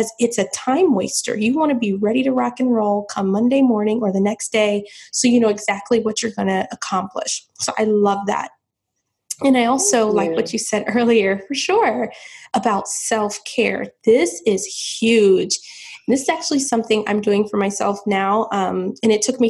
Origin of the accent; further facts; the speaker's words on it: St. Petersburg, Florida, United States; moved away as an adult; now in South Florida, United States; I'm from St. Petersburg, Florida, which is about 4 hours away